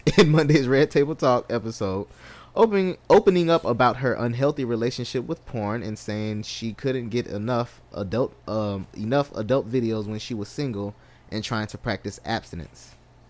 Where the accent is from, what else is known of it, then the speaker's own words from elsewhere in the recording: Miami, Florida, United States; I'm from Miami.